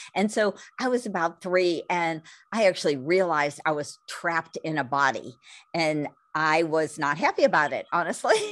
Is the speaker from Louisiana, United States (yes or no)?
no; California, United States; growing up in California, back in the sixties, seventies, and eighties